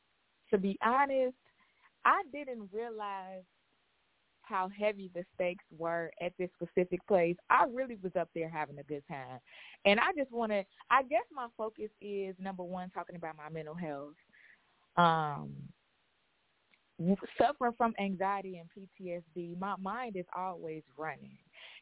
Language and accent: English; Chicago, Illinois, United States; I'm from Chicago.